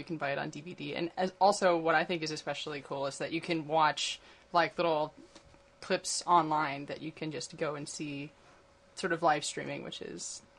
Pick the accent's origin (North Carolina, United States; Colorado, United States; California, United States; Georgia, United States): California, United States; Orange County; I'm from Orange County